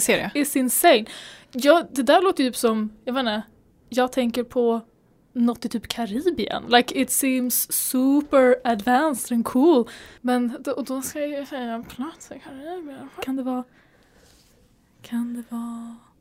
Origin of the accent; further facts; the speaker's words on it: Sweden; vi är svenskar och det är bara inte i vår kultur